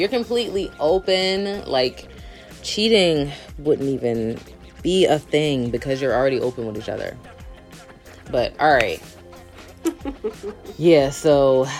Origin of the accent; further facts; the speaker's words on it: Philadelphia, Pennsylvania, United States; He's from North Jersey and I'm obviously from Philly.